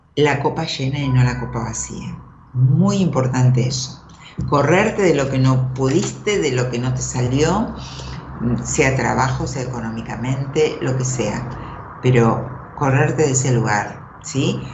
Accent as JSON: {"language": "Spanish", "town": "Merlo", "region": "Buenos Aires Province", "country": "Argentina", "tie": "born or raised there", "moved": "as an adult", "said": "me crié ahí, viví hasta los 20. Nací en Capital. Después viví en Marlo hasta los 20"}